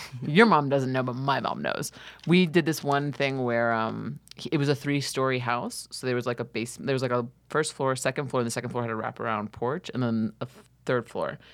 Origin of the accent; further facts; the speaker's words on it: New York, United States; I'm from New York